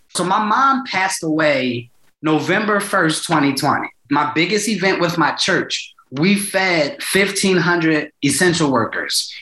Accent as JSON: {"language": "English", "town": "Philadelphia", "region": "Pennsylvania", "country": "United States", "said": "I'm from North, right by Temple's campus."}